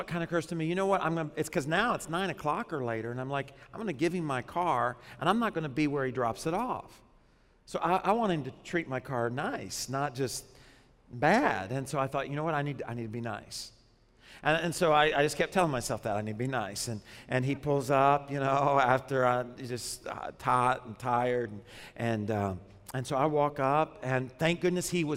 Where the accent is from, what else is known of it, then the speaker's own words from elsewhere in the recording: Arkansas, United States; now in South Florida, United States; when I was growing up in Arkansas